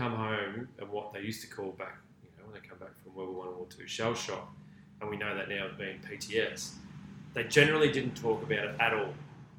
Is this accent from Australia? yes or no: yes; Victoria, Australia; growing up in Australia